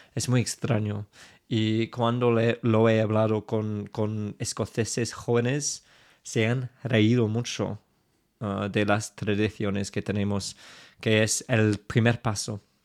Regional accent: England, United Kingdom; accent: super English; Spanish is a second language; claramente tengo un acento súper inglés

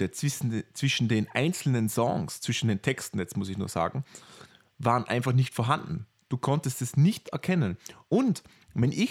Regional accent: Vorarlberg, Austria; Bei uns in Vorarlberg, die Leute, die Vorarlberg nicht kennen, das ist das westlichste Bundesland in Österreich.

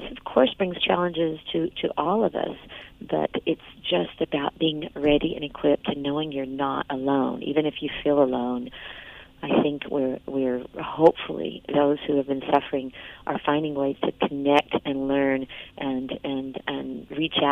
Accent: Georgia, United States; when I was a kid growing up in Georgia

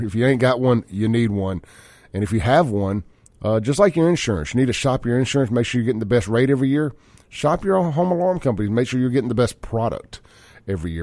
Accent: Jackson, Mississippi, United States; I grew up with Chance in South Jackson.

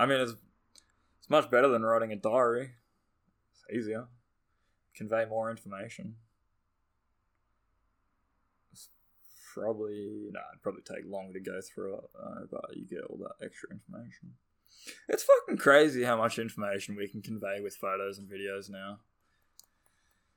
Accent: Australia; accent: Australian; I'm Australian. Our accents are pretty strong, I think

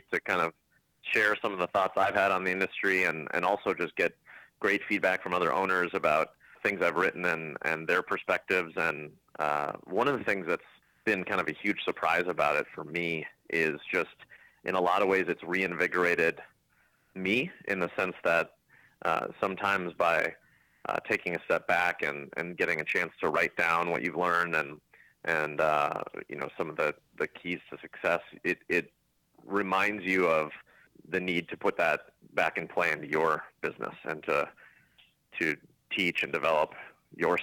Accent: Minneapolis, Minnesota, United States; born and raised in Minnesota, in the Minneapolis-St. Paul area

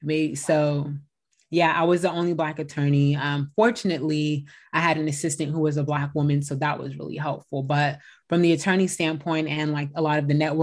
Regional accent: Bay Area, California, United States; also born or lived in San Diego; I am a California-based attorney, born and raised in the Bay Area

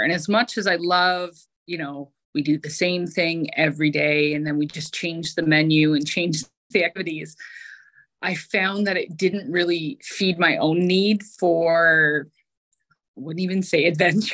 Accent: Eastern Ontario, Canada; I actually had already eyed up working at one of our local hospitals in Eastern Ontario

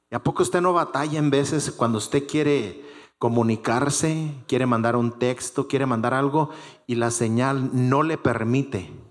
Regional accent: Mexico; Todos los que somos mexicanos, cuando vamos a la Embajada de México, ¿qué hermanos? Estamos arreglando situaciones mexicanas.

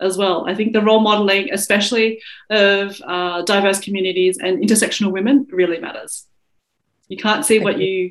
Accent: Australia; accent: Australian; I'd have an Australian accent

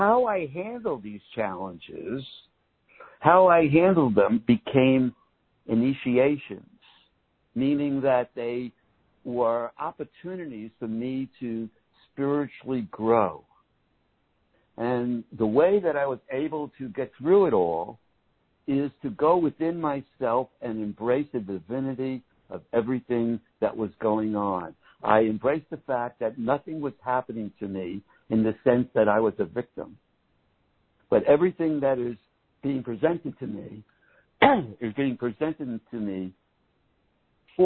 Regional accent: New York City, New York, United States; moved away as an adult; also born or lived in Malibu, California / Big Island, Hawaii; living and growing up in New York City

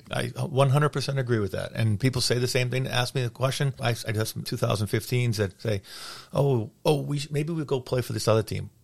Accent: Lynnfield, Massachusetts, United States; I grew up in Linfield. My dad lived in Linfield when he was playing, so I played for Linfield Youth Hockey.

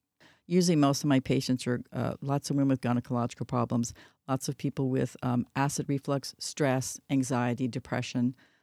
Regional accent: Idaho, United States; also born or lived in Texas; So we moved to Idaho for a while when I was learning to speak. So I sound more like people from Idaho than

